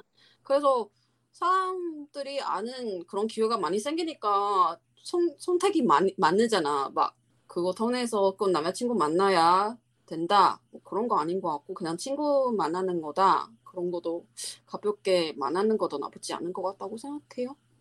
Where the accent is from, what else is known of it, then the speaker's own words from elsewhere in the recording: Taiwan; Korean is a second language; moved away; 우리나라 그 대만